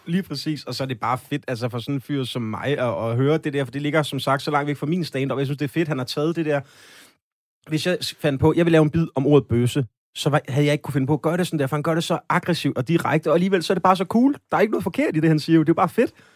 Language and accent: Danish; Slagelse, Zealand, Denmark; also born or lived in West Jutland; jeg kommer fra Vestjylland og har brugt en stor del af min ungdom i Slagelse